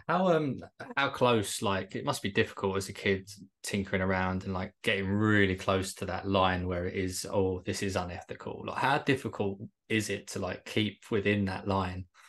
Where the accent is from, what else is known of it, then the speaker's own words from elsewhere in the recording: Kent, South East England, United Kingdom; moved away as an adult; now in Bournemouth, United Kingdom; I'm originally from Kent, but I relocated to Bournemouth when COVID hit